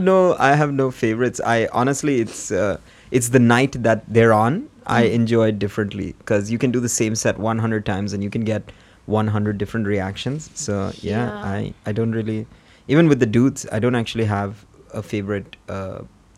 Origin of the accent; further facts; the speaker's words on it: United Arab Emirates; I've been born and brought up in the UAE